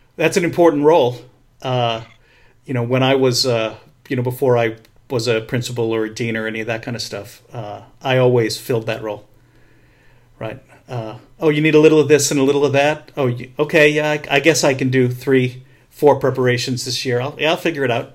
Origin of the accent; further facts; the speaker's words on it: New England, United States; I grew up in New England.